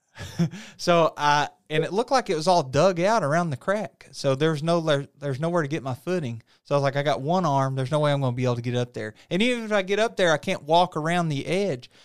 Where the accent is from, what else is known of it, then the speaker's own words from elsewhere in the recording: United States; I'm from small town U S A. You know, there's not really three-story buildings, four-story buildings in my hometown